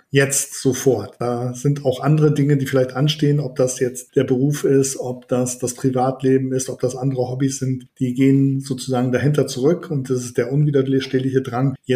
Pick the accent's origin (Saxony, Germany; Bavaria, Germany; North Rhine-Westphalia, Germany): Saxony, Germany; Leipzig; ich komme ja aus Leipzig und es gibt gerade an der Universität Leipzig